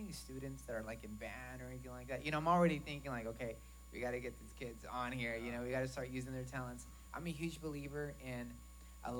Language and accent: English; Arkansas, United States; I'm from Arkansas